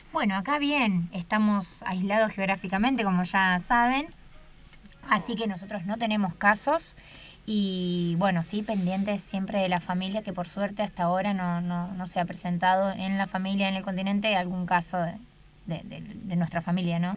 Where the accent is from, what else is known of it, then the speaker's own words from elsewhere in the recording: Campana, Buenos Aires Province, Argentina; moved away as an adult; now in Antarctica; yo soy de Campana, Buenos Aires